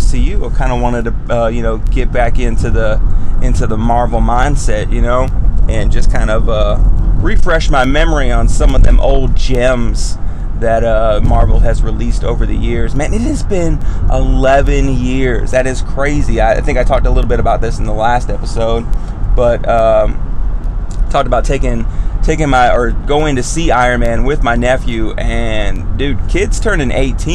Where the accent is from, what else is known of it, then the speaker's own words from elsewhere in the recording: United States; as an American